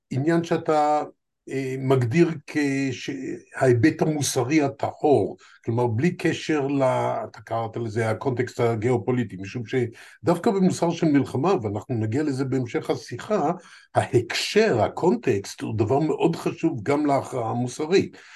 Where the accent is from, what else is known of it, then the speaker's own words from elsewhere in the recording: Israel; ארץ שבה נולדתי מופיעה כפלסטינה איי